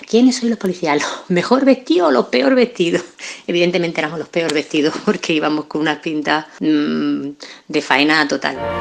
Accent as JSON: {"language": "Spanish", "region": "Melilla", "country": "Spain", "tie": "born or raised there", "moved": "as an adult", "lives_now": "Granada, Spain", "said": "soy natural de Melilla, aunque guardo un vínculo muy especial con esta ciudad de Granada eh, desde que me vine aquí a estudiar con 18 años"}